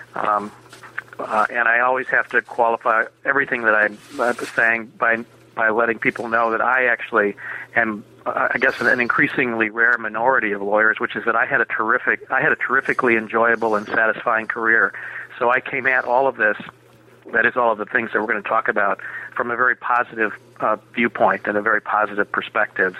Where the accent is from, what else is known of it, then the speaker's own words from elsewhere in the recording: Minneapolis, Minnesota, United States; I was born and raised in Minneapolis.